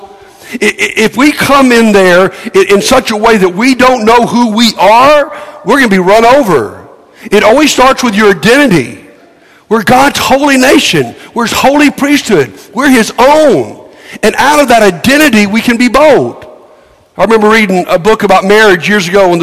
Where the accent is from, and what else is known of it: United States